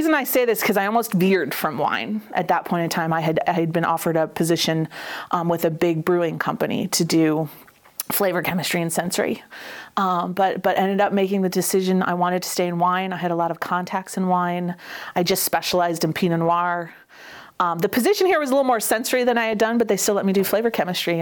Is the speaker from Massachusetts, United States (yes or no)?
yes; North Andover, Massachusetts, United States; moved away as an adult; also born or lived in New Haven, Connecticut; now in Oregon, United States; I grew up in North Andover, and we were there until I essentially left.